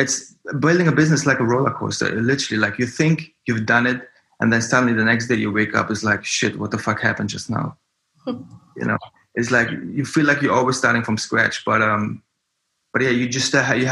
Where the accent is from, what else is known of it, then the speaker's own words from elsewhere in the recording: Germany; moved away as an adult; also born or lived in Frankfurt / Berlin; now in New York, United States; I come from Germany and I grew up there.